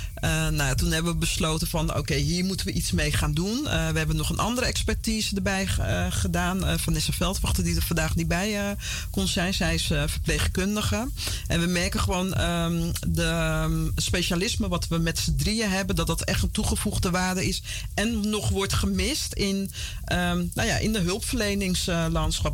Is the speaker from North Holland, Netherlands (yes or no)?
no; Vlaardingen, South Holland, Netherlands; born or raised there; also born or lived in Paramaribo, Suriname / Utrecht / Amsterdam; now in Almere, Netherlands